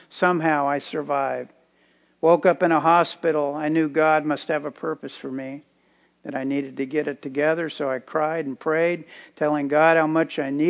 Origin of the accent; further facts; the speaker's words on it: Tampa, Florida, United States; also born or lived in Key West, Florida; I'm 21 years old. I was born in Key West, Florida, and raised in Tampa.